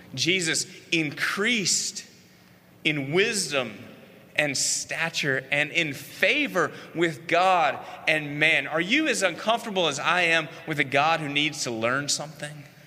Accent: Columbia, South Carolina, United States; it was 1981 in Columbia, South Carolina. I was in first grade. That's where I grew up in Columbia.

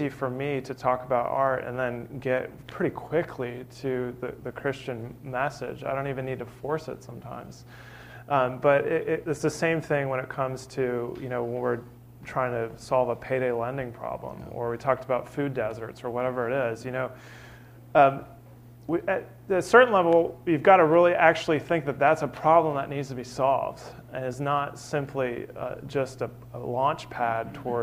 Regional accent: California, United States; now in Birmingham, United States; I'm from California

